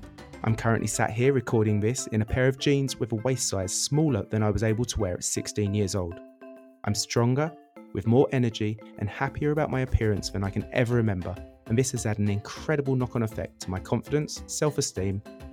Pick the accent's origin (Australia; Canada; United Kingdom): United Kingdom; Essex, East of England; moved away as an adult; now in Barcelona, Spain; I'm originally from Essex in the UK, but arrived to Barcelona in 2009 for a two-month holiday.